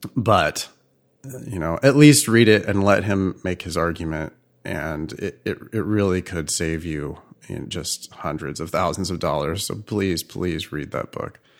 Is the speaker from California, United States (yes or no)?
yes; California, United States; also born or lived in Boston; as a Californian